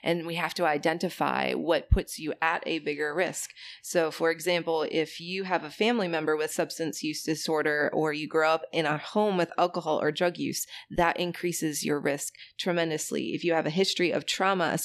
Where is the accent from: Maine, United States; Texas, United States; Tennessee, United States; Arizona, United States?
Maine, United States; moved away; I'm from the border of Canada in the state of Maine